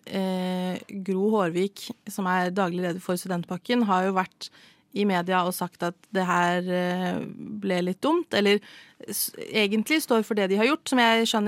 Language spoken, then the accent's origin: Norwegian; Norway; jeg er norsk.